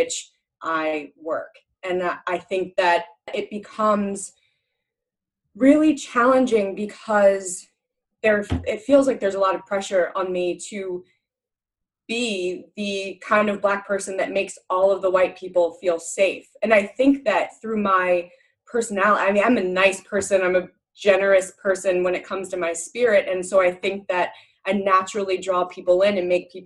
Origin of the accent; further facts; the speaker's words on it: New Jersey, United States; moved away as an adult; also born or lived in New England; growing up in New Jersey, which is really diverse